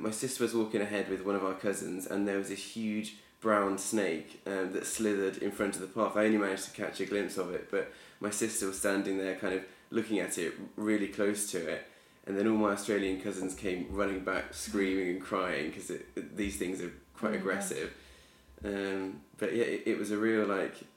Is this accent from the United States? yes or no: no; England, United Kingdom; as an English person